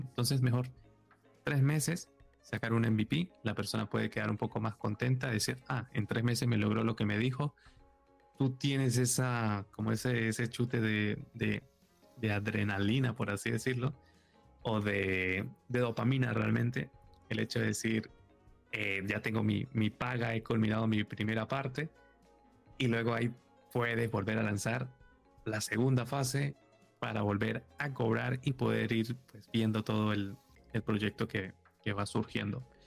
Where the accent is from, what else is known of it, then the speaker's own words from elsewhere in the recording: Venezuela; moved away as an adult; now in Madrid, Spain; yo ahora estoy en Madrid, pero yo soy de Venezuela y llevo en Madrid muy pocos años, poco pocos, llevo seis años